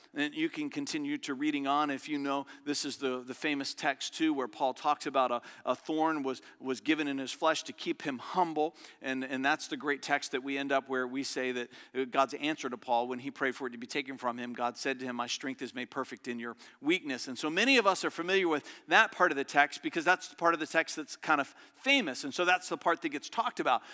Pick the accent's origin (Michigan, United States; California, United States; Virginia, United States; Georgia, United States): Virginia, United States; Verona; It's a little community I grew up in just outside of Richmond